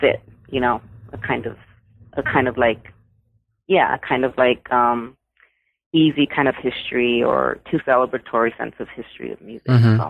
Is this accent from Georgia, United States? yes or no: no; San Antonio, Texas, United States; you know, I grew up in San Antonio, so … was everywhere, right?